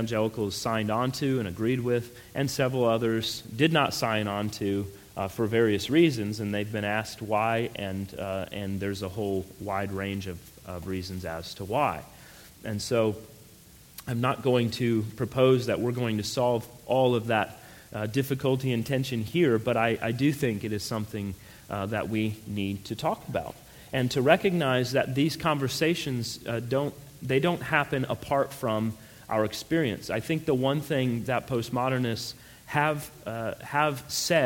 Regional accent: Colorado, United States; moved away; also born or lived in New Mexico; I grew up out west in Colorado, and then I lived, unfortunately, in New Mexico for 4 years.

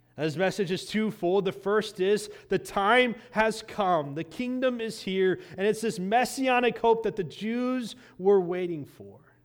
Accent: Indiana, United States; Growing up in Indiana

